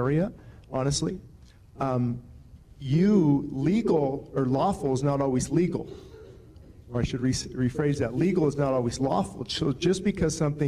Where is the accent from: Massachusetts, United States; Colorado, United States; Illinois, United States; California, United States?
California, United States; Lancaster; I was born in Lancaster, lived here all my life